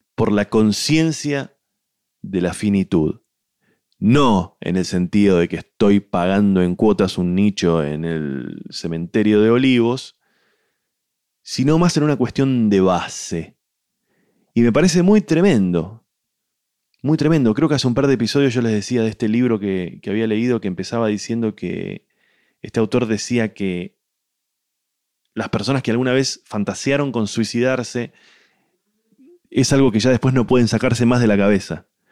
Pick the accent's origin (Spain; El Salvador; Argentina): Argentina; como somos argentinos